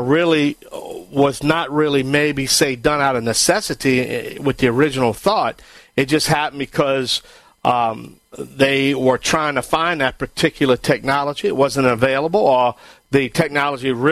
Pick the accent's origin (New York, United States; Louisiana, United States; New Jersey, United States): Louisiana, United States; Cajun, the Bayou Land; I am the Cajun Man from the Bayou Land